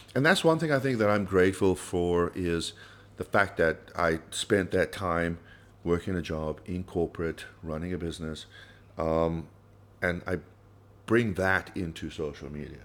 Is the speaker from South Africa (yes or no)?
yes; South Africa; as a South African